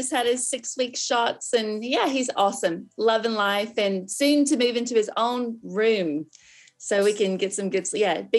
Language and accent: English; Texas, United States; moved away as an adult; now in Melbourne, Australia; I'm from Texas.